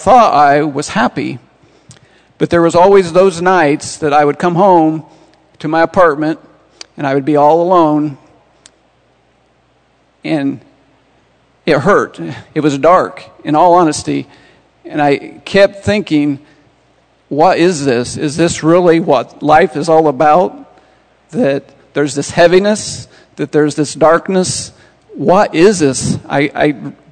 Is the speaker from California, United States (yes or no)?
no; Montezuma, Indiana, United States; now in Terre Haute, United States; I'm from Montezuma, Indiana, a little town north of here. Grew up there many years.